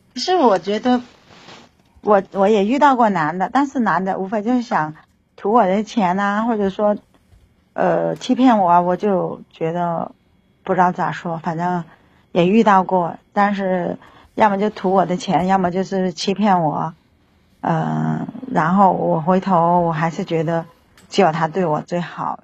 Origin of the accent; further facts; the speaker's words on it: Guangdong, China; 我是广东的哈嗯，他是浙江的嗯。然，然后在我们广东人的意思里面没有生孩子，感觉就好像没有权利可以结婚